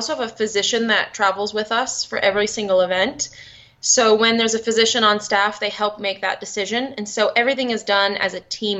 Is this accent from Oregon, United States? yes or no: no; Connecticut, United States; also born or lived in Boston, Massachusetts; now in Park City, United States; I'm originally from Connecticut, and then I lived in Boston.